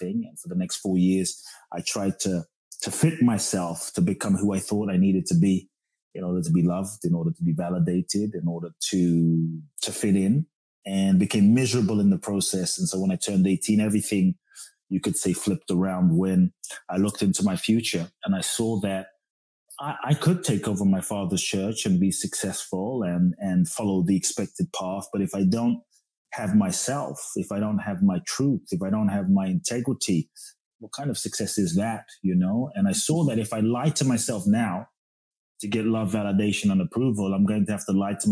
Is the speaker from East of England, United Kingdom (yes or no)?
no; London, United Kingdom; also born or lived in Ghana; I was born in Ghana, West Africa. Father's from Ghana, mother's Japanese. Grew up in London